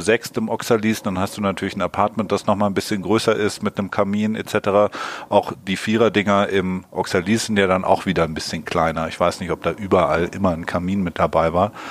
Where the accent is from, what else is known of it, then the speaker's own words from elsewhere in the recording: Hamburg, Germany; wir kommen ja aus Hamburg